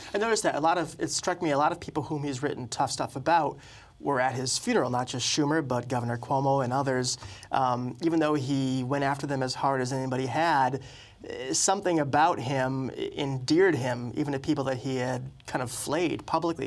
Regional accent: New England, United States; also born or lived in Boston; I was born in Boston and reared elsewhere in New England

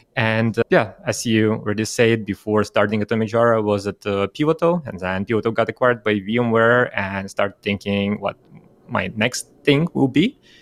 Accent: Russia; moved away; originally I'm from Russia

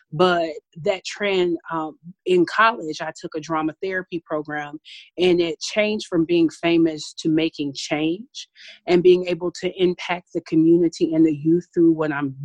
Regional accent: Paducah, Kentucky, United States; now in Milwaukee, United States; I'm originally from Paducah, Kentucky. I'm really proud of where I'm from. I grew up on a tobacco farm

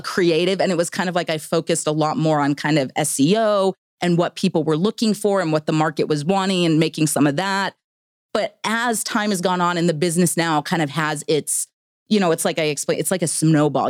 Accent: Victorville, California, United States; moved away as an adult; also born or lived in Idaho; I grew up in Southern California

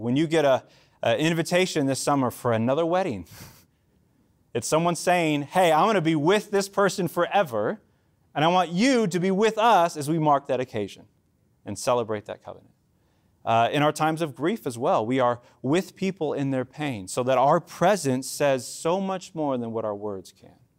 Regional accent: Mexico; as a Mexican

